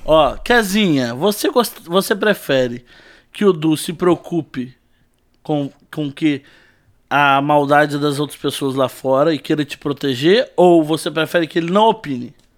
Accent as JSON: {"language": "Portuguese", "town": "Volta Redonda", "region": "Rio de Janeiro", "country": "Brazil", "tie": "born or raised there", "said": "nasci em Volta Redonda, Rio de Janeiro"}